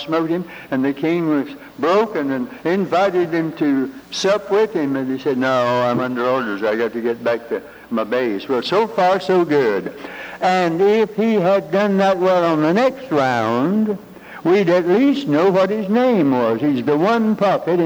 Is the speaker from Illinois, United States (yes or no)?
no; Hickory, North Carolina, United States; moved away; I'm from Hickory, North Carolina, rural free delivery, Route 1.